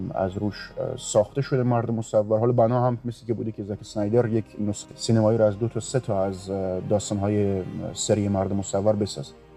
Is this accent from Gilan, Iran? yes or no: yes; Rasht, Gilan, Iran; اهل رشتم